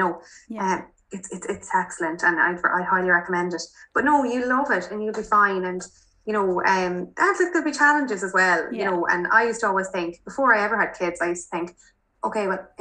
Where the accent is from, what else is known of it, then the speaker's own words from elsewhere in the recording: Mayo, Connacht, Ireland; moved away as an adult; also born or lived in Dublin; I'm from Mayo